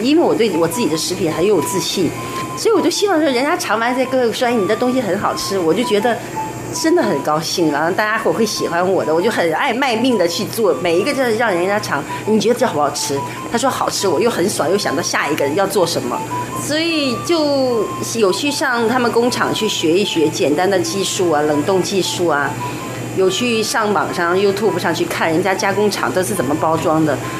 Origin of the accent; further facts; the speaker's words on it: Shandong, China; moved away as an adult; now in Taiwan; 我们山东人不吃